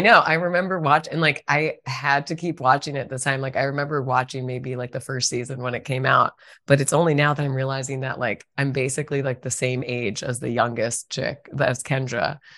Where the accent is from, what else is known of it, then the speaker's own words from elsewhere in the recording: Virginia, United States; moved away; I'm from Virginia originally